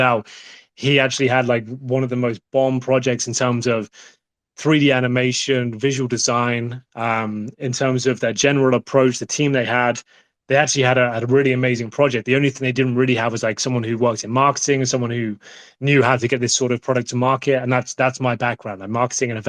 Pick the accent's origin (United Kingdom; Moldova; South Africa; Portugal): United Kingdom; I'm the British guy in the background talking about CSGO.